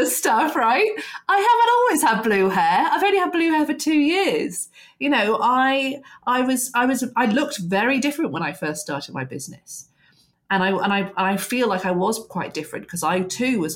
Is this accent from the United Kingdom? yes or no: yes; England, United Kingdom; particularly as English women